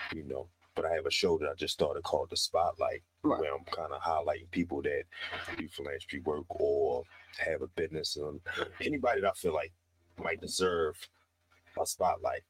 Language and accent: English; Baltimore, Maryland, United States; born and raised in West Baltimore